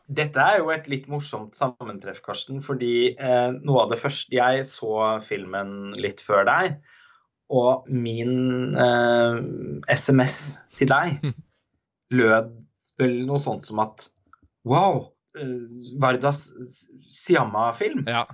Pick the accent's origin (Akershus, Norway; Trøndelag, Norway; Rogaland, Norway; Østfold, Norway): Østfold, Norway; Halden; moved away; min hjemby